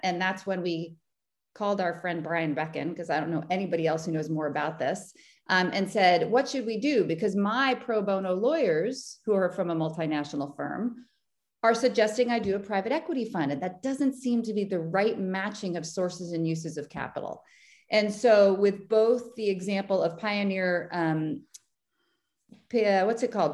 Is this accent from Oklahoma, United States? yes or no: no; Boston, Massachusetts, United States; I'm from Boston. I still live in Boston. I have left, but I've come back